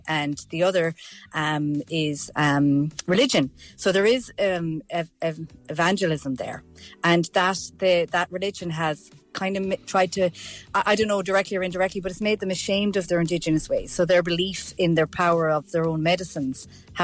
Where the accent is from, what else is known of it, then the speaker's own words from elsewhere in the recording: Ireland; As an Irish person